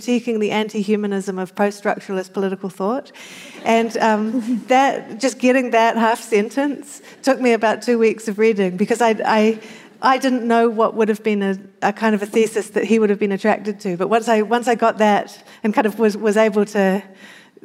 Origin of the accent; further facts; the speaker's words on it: New Zealand; I always found growing up in New Zealand